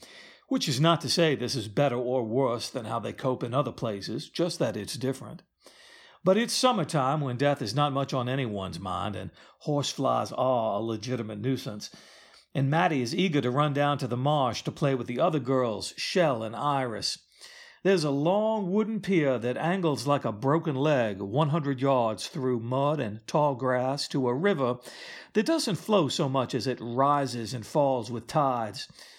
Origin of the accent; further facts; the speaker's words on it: the South, United States; As you can tell, I don't have a Southern accent, although I am from the South.